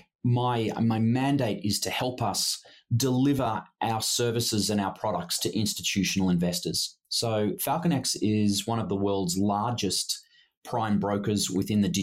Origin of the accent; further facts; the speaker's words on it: Australia; moved away as an adult; also born or lived in Sydney / Hong Kong; now in Singapore; I'm Australian by background